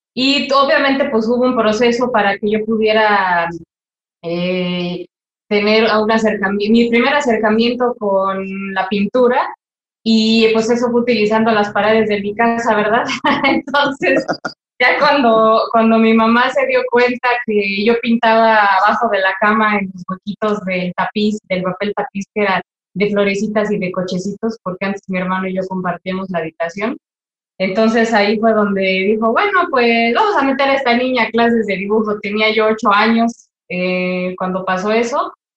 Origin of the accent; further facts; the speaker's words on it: Toluca, State of Mexico, Mexico; moved away as an adult; vivir fuera de mi ciudad natal